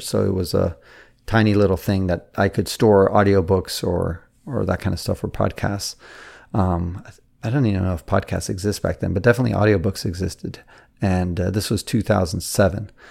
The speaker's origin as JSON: {"language": "English", "town": "San Francisco", "region": "California", "country": "United States", "tie": "born or raised there", "said": "I was born in San Francisco"}